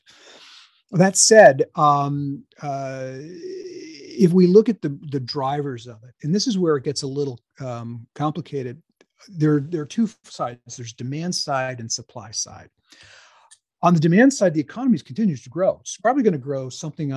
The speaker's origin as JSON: {"language": "English", "town": "Lebanon", "region": "New Hampshire", "country": "United States", "tie": "born or raised there", "also_born_or_lived": "Hanover, New Hampshire", "said": "I am a native Granite Stater. I was born in Hanover and raised in the next town, Lebanon, in the Upper Valley."}